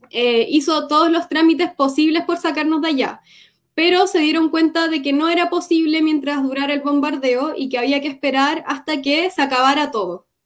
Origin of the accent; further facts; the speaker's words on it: Cuba; Yo nací en Cuba porque mi papá es palestino y mi mamá es cubana. Mi papá fue a estudiar a, a Cuba y así nací yo. Entonces, ya, soy cubana.